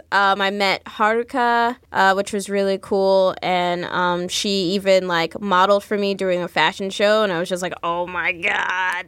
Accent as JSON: {"language": "English", "town": "Jersey City", "region": "New Jersey", "country": "United States", "tie": "born or raised there", "said": "Growing up in Jersey City"}